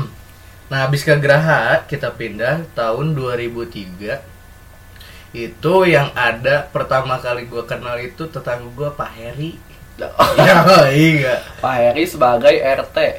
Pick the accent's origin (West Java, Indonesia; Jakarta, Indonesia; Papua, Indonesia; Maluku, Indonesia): West Java, Indonesia; Bogor; also born or lived in Cimahi; karena gue lahir di Bogor kan gue lahir okay, di Bogor okay. terus uh, eh, gue kecil di Bogor pindah dulu itu di gue Cimahi dulu gue di Citerep